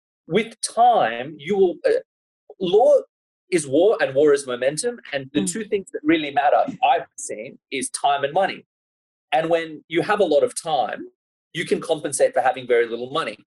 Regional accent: Sydney, New South Wales, Australia; I grew up in Sydney, and Sydney is a pretty, it's a lot more cosmopolitan now than it was when I was growing up. But I grew up sort of on the North Shore

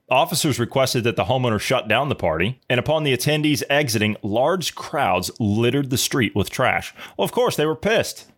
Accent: Ohio, United States; I'm from Ohio

